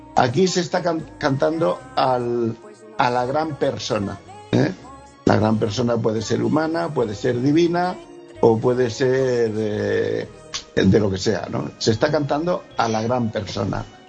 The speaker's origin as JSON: {"language": "Spanish", "region": "Region of Murcia", "country": "Spain", "said": "yo soy murciano. Tengo eh, de cuna una eh, cultura flamenca innegable"}